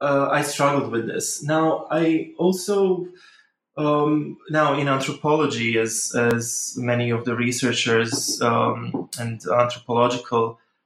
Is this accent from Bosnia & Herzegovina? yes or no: yes; Bosnia & Herzegovina; English is a second language; I am Bosnian. I'm from Bosnia. Actually, I was born in Yugoslavia, so slightly different country. But I am Bosnian